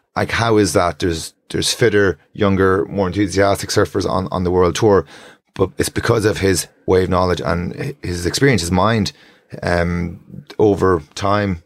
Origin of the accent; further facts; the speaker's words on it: Strandhill, Connacht, Ireland; I grew up in Strandhill